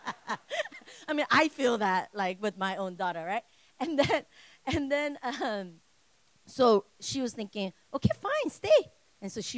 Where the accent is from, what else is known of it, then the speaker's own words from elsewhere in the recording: United States; I'm Korean, but I grew up here.